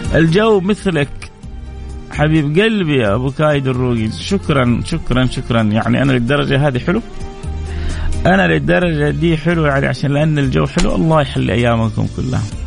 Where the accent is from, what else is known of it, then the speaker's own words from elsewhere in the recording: Saudi Arabia; هنا في مملكتنا وعندنا في مكه